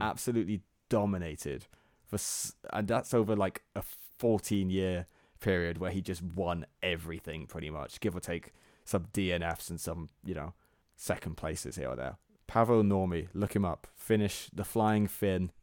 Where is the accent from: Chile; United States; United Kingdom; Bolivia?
United Kingdom; England; we're English and not Am-, American.